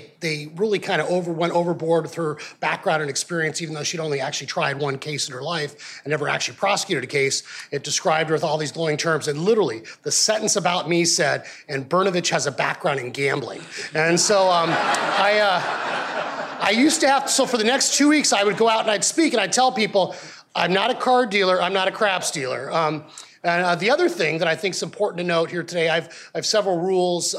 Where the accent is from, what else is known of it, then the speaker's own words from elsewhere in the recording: Arizona, United States; I'm from Arizona